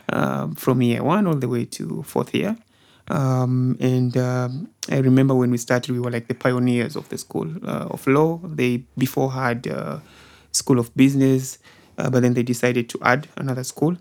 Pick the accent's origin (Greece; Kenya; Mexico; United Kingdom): Kenya; Kwale, Kwale County; moved away as an adult; also born or lived in Lamu; now in Nairobi, Kenya; I was born, uh, in the coastal province, the coastal region, uh, specifically a place called Kwale